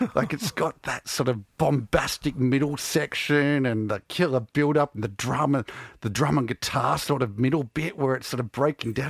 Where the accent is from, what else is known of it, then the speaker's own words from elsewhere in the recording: Melbourne, Victoria, Australia; growing up in Melbourne in the, the mid-nineties